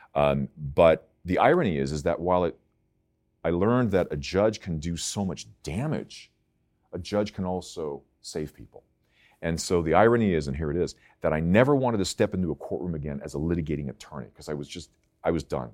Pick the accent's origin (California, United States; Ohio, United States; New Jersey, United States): California, United States; Palos Verdes; I grew up in Palos Verdes